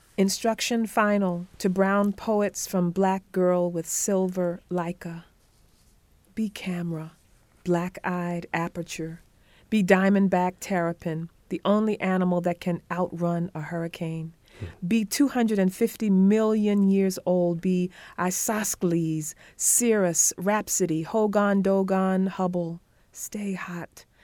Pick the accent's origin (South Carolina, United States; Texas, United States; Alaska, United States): South Carolina, United States; Conway; I was born in Conway, South Carolina, half a mile from the Atlantic Ocean.